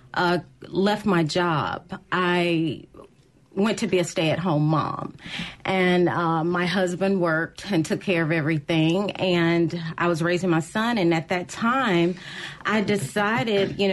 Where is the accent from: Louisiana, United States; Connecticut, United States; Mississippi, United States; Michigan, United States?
Mississippi, United States; Jackson; I am born and raised in Jackson, went to Callaway, graduated